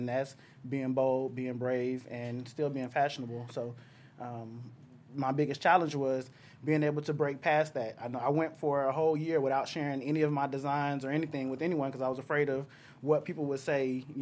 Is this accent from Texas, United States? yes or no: yes; Texas, United States; moved away as an adult; now in Southern California, United States; I'm from the South